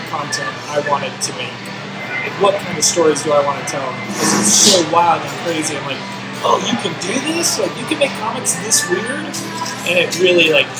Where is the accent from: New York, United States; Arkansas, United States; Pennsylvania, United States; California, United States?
California, United States; Bay Area; I grew up in the Bay Area